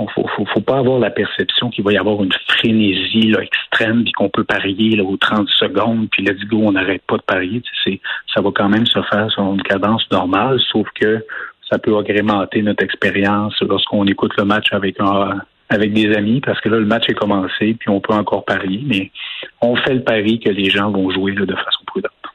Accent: Quebec, Canada; en tant que Québécois

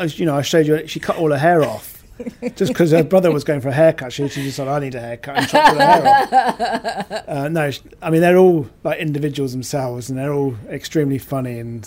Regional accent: United Kingdom; because we're very British in that sense, aren't we?

